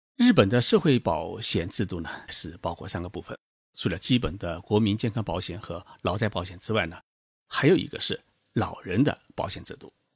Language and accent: Chinese; China; now in Tokyo, Japan; 我们中国人